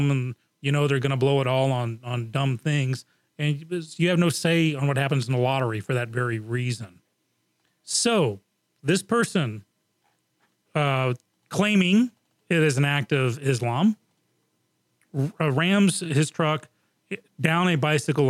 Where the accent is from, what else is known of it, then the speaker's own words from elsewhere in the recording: England, United Kingdom; moved away; I grew up in England, and that was in the 70s and the early 80s